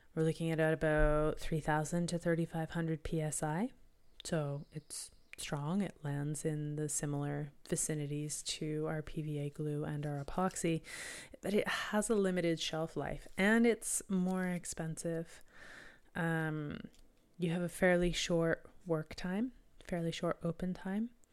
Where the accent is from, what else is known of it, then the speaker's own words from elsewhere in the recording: Canada; being Canadian